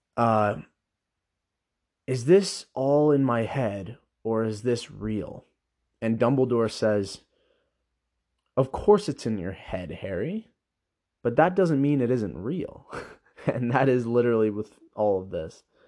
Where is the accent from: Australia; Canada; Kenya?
Canada; I was born in Canada